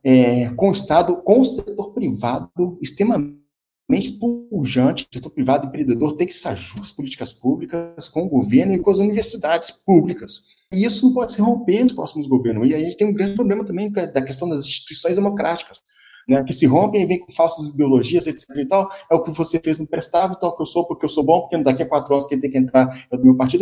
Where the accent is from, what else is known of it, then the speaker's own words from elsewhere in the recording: Brazil; somos nós, brasileiros